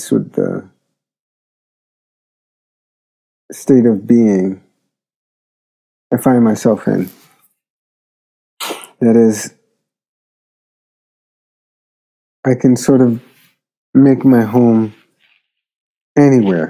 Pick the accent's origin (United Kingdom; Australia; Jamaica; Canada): Jamaica; moved away; also born or lived in Philadelphia; my memories of Jamaica create a kind of sense of home. Although, to be honest, I can't imagine going back to the island to live